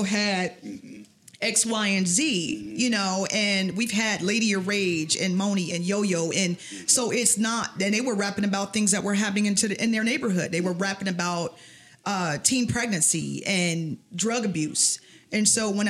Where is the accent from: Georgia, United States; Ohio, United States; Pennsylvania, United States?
Ohio, United States; Mansfield; I grew up in Mansfield, Ohio.